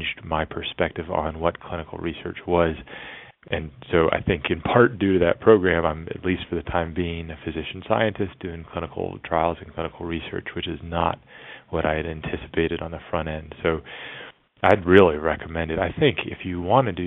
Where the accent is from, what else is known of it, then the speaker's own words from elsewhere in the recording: D.C., District of Columbia, United States; moved away as an adult; also born or lived in Virginia; now in Nashville, United States; I grew up outside of Washington, D.C.